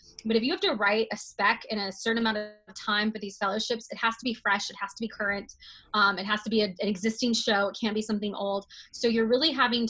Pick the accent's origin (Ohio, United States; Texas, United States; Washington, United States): Texas, United States; moved away as an adult; also born or lived in New York; now in Los Angeles, United States; I grew up in Texas and moved to New York for college